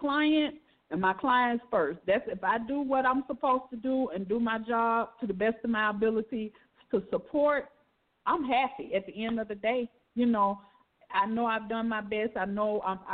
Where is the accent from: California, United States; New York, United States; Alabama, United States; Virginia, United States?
Alabama, United States; I'm from Alabama